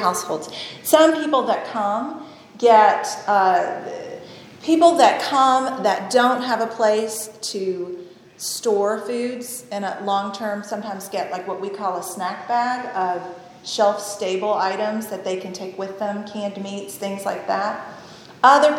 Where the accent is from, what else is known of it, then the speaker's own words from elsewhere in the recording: Tennessee, United States; moved away; also born or lived in Ohio; I grew up in Tennessee